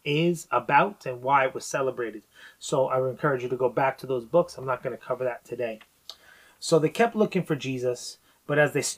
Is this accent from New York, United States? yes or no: yes; New York, United States; I'm from New York.